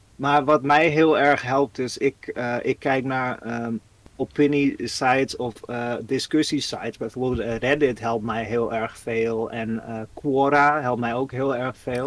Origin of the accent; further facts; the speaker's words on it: Netherlands; als Nederlander